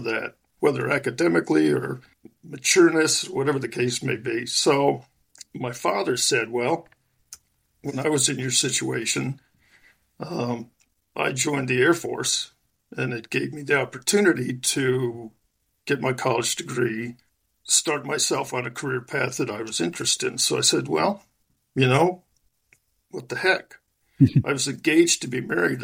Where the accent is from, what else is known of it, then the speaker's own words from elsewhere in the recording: Long Island, New York, United States; I'm originally from Western New York, south of Buffalo, and I spent my first 4 or 5 years there and then moved to Long Island.